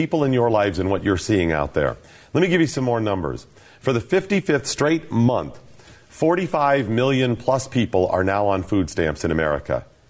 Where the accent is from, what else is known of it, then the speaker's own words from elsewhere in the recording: Ohio, United States; also born or lived in Alabama / Nevada / Virginia; I'm originally from Northeastern Ohio. I've lived in Alabama and Nevada and Virginia, all over the place.